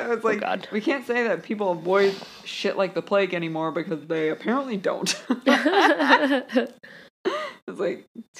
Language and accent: English; the South, United States; You're from Kansas. I'm from the South.